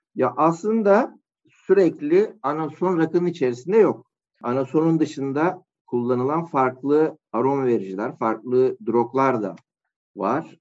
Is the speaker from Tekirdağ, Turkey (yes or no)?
yes; Malkara, Tekirdağ, Turkey; moved away as an adult; also born or lived in Adana; 1986 Tekirdağ Malkara doğumluyum. Liseye kadar e, Tekirdağ Malkara'da ikamet ettim